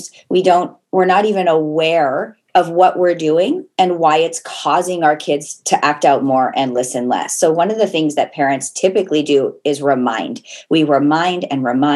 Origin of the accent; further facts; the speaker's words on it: Portland, Oregon, United States; moved away as an adult; also born or lived in Las Vegas; now in Canada; I'm originally from Portland, Oregon, met my husband in Las Vegas